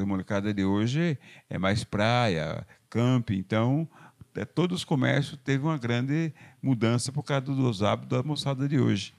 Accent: Porto Feliz, São Paulo, Brazil; moved away as an adult; now in Salto, Brazil; Foi nessa fazenda que eu nasci, no município de Porto Feliz

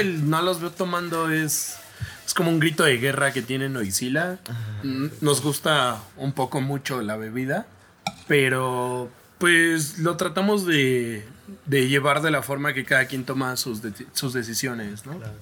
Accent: Mexico City, Mexico; igual soy oriundo de la Ciudad de México

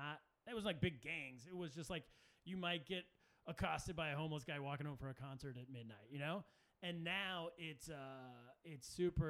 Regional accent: Sacramento, California, United States; moved away as an adult; from Sacramento, California, my hometown

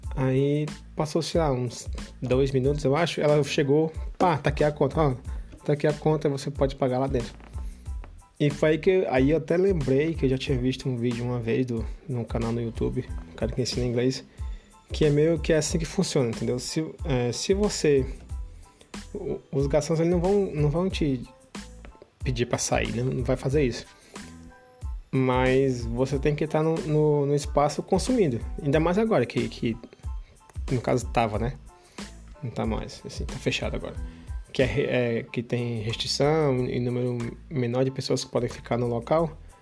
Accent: Brazil; moved away; eu sou do Brasil

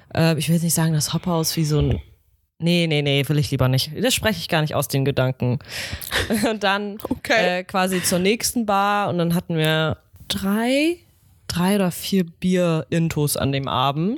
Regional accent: Northern Germany, Germany; wir sind Norddeutsche

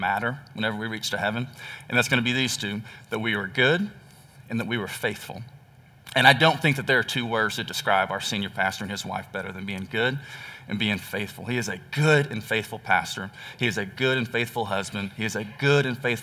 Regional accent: Texas, United States; moved away; I am from Texas

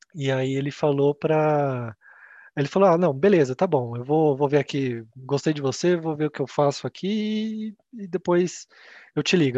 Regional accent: Campinas, São Paulo, Brazil; also born or lived in Japan / Ireland; eu sou de Campinas

